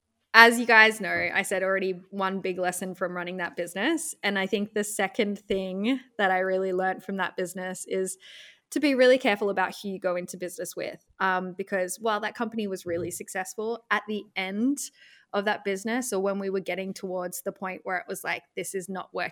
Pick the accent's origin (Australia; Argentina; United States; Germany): Australia; it was a company in the US. I'm Australian and I didn't have to work in the US.